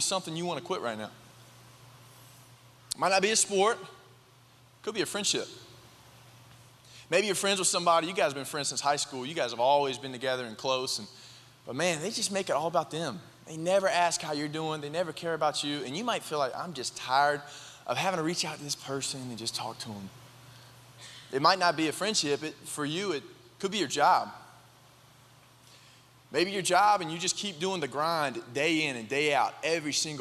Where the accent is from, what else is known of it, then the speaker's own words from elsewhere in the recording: High Point, North Carolina, United States; I'm from High Point